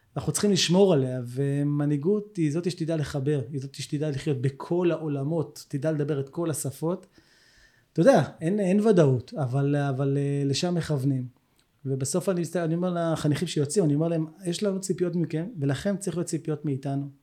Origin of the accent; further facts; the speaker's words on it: Herzliya, Tel Aviv District, Israel; moved away as an adult; also born or lived in Jerusalem; now in Kibbutz Hanaton, Israel; אני גדלתי בהרצליה